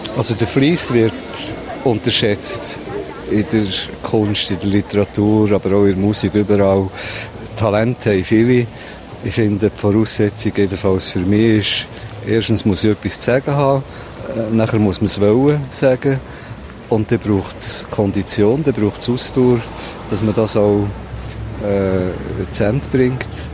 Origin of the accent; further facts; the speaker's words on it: Solothurn, Switzerland; moved away as an adult; also born or lived in Bern; now in Berlin, Germany; Solothurn, das ist meine Heimatstadt